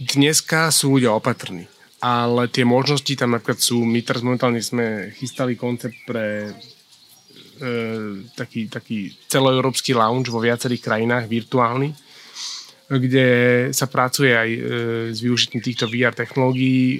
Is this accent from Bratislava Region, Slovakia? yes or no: yes; Bratislava, Bratislava Region, Slovakia; also born or lived in Smolnícka Huta; narodil som sa v Bratislave